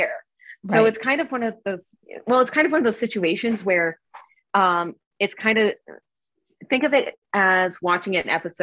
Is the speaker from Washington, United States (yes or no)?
no; Cape Cod, Massachusetts, United States; moved away; I'm originally from Cape Cod, and I went back to Massachusetts, and somebody opened a brewery in my hometown.